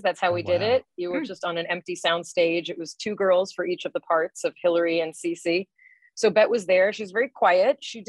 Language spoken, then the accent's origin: English; Southern California, United States; I grew up in Southern California